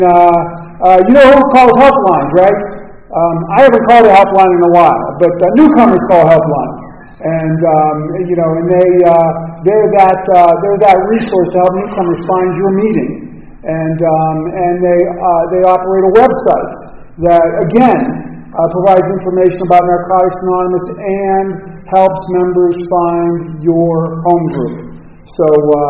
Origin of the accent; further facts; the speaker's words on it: Los Angeles, California, United States; also born or lived in Pittsburgh; I'm from Los Angeles. My wife is at home in L.A. right now